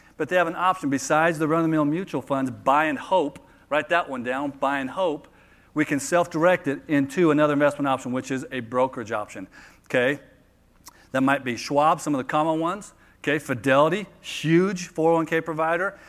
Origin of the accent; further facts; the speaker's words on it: Phoenix, Arizona, United States; I'm from Phoenix